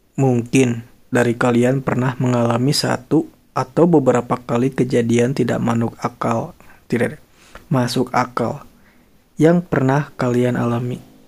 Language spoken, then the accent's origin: Indonesian; Bandung area, West Java, Indonesia; born or raised there